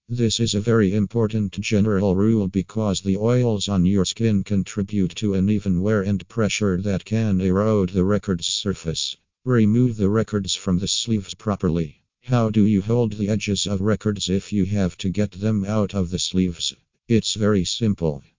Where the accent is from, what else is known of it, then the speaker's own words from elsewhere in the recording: Ukraine; from Ukraine